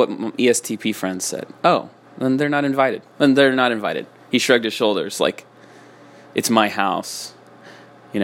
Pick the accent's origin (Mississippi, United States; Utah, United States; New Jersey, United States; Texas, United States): Utah, United States; I grew up in Utah.